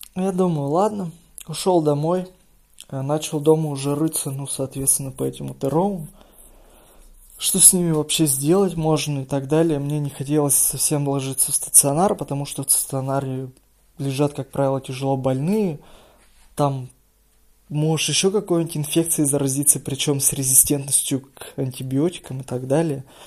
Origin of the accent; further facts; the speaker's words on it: Izhevsk, Udmurtia, Russia; я сам из Ижевска